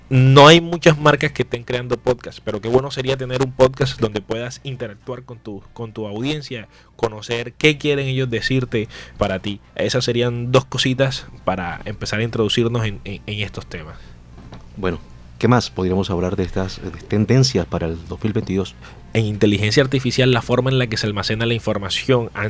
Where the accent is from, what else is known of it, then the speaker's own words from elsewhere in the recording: Soledad, Atlántico, Colombia; now in Barranquilla, Colombia; yo estoy en Barranquilla, pero yo soy soledeño. Yo nací en Soledad.